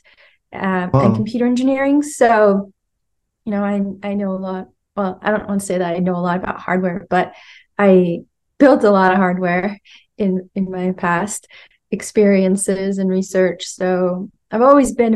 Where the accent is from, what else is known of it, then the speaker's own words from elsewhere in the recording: California, United States; moved away; I'm from California originally.